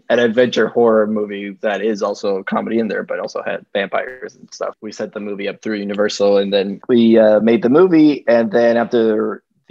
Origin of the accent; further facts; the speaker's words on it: Dominican Republic; now in New York, United States; I am from the Dominican Republic and I live in New York.